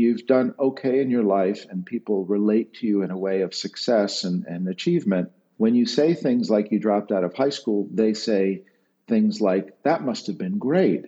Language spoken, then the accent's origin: English; New York City, New York, United States; moved away as an adult; also born or lived in Brooklyn; now in Switzerland; I grew up in the Bronx. I am a Bronx kid